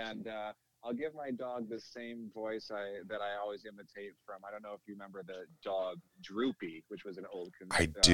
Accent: Lansing, Michigan, United States; I grew up in Lansing, Michigan

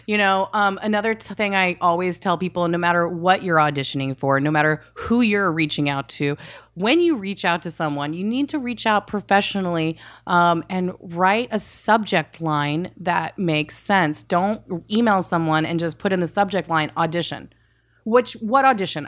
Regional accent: the South, Texas, United States; also born or lived in Saudi Arabia / Georgia / Indiana; I mostly grew up in the South

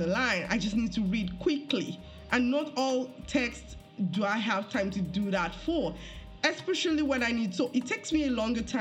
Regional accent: Nigeria; moved away; as a Nigerian

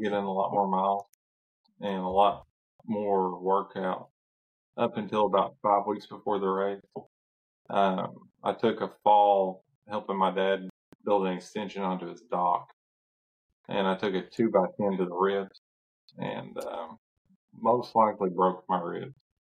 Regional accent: Kentucky, United States; Central Kentucky.

